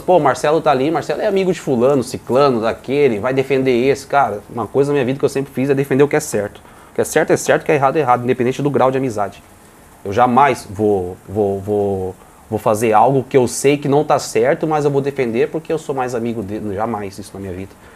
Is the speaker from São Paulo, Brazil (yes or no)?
yes; Piracicaba, São Paulo, Brazil; also born or lived in Bahia; now in Porto Alegre, Brazil; Eu sou baiano, mas só no documento, né? Ah, é? Fui criado em Piracicaba, interior de São tá, Paulo